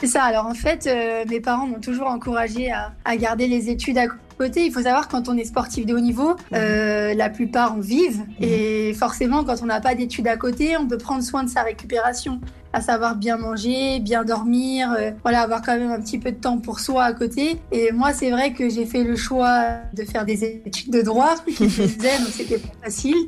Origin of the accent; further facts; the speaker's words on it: Lyon, Auvergne-Rhône-Alpes, France; je suis née ici à Lyon.